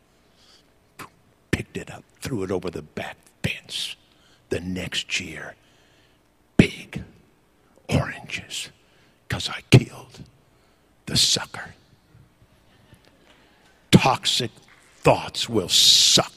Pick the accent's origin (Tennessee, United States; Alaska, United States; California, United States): California, United States; Northern; moved away; I was raised in Northern California